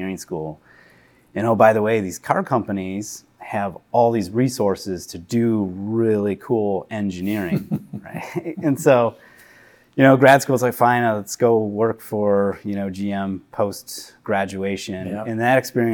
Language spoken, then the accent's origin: English; Southeast Michigan, United States; I was born in Southeast Michigan